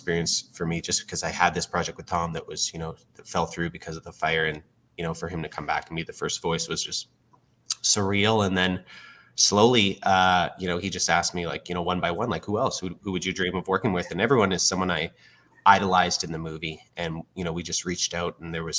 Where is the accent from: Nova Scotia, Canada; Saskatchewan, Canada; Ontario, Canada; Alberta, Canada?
Alberta, Canada; Fort McMurray; I was born and raised in Fort McMurray, Alberta, and I was evacuated like many of the community that are still living there today